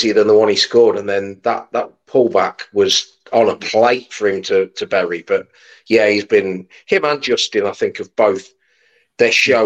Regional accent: Leicestershire, East Midlands, United Kingdom; We're both from Leicestershire

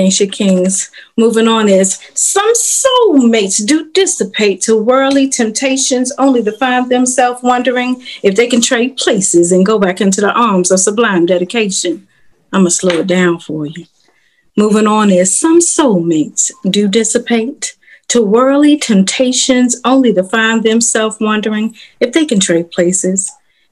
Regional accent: Washington, District of Columbia, United States; moved away as an adult; now in North Carolina, United States; I'm from Washington, D.C. I just recently moved to North Carolina.

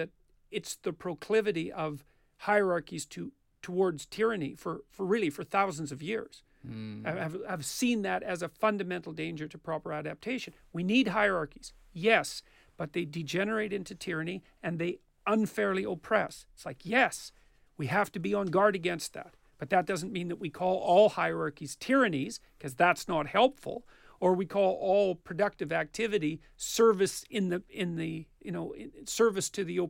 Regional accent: Canada; because I'm Canadian.

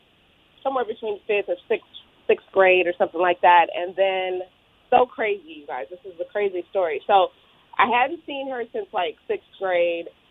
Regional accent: Orange County, Southern California, United States; I grew up in Southern California, but I lived in Orange County

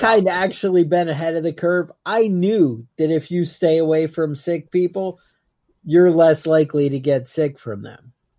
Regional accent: United States; Because we're American, you know.

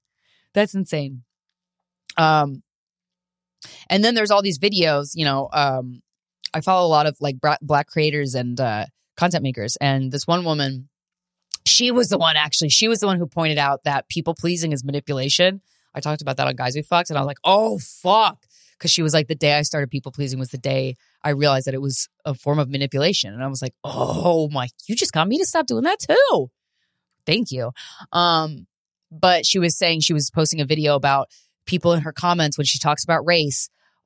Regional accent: Pennsylvania, United States; also born or lived in Virginia; And I'm from Pennsylvania. I'm also from Virginia. And both of those states had Confederate flags.

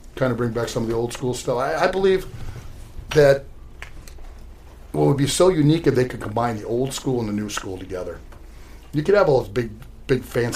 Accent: Minnesota, United States; we're all from Minnesota.

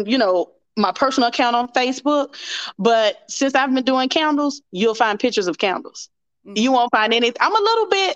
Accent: Mobile, Alabama, United States; I'm from Mobile, Alabama

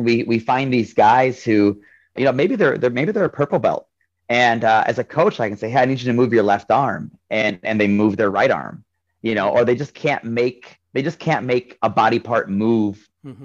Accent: Ohio, United States; I'm from Ohio

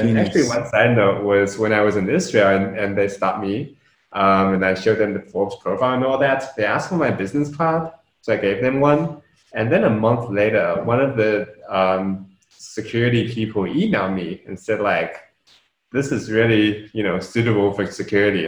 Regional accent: New Zealand; also born or lived in Shenzhen, China; I was born over there. I grew up in New Zealand.

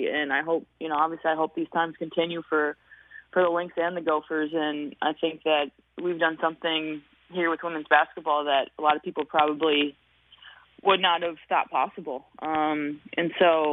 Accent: Hutchinson, Minnesota, United States; born or raised there

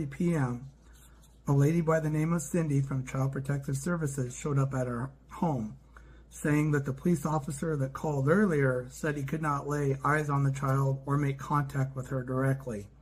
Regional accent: Glasgow, Montana, United States; also born or lived in Okinawa, Japan; I was born in Glasgow, Montana, and have lived in Montana much of my life

